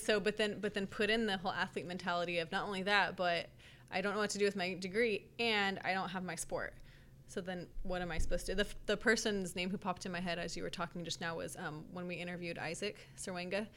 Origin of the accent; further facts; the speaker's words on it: Merced, California, United States; now in Sacramento, United States; I'm from Merced, California